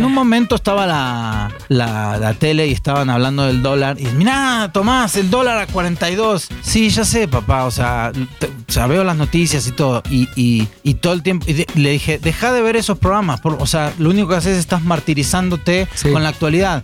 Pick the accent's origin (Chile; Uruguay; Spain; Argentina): Argentina; now in Mexico; yo yo me fui de Argentina